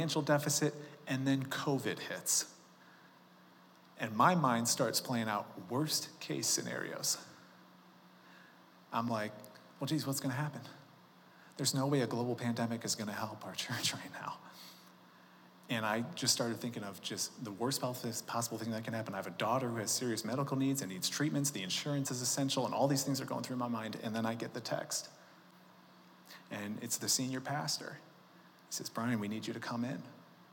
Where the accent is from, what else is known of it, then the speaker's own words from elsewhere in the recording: Chicago, Illinois, United States; moved away as an adult; now in Colorado, United States; I grew up in Chicago.